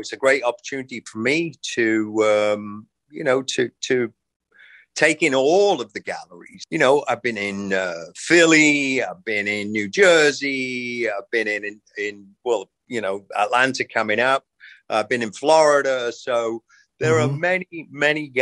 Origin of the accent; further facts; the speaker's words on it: England, United Kingdom; now in United States; my experience growing up in England